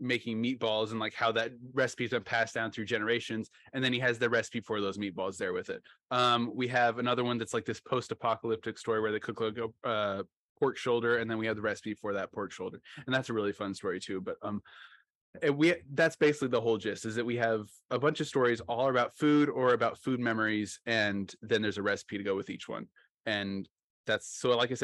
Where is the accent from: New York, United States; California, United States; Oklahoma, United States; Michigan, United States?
Oklahoma, United States; I'm from Oklahoma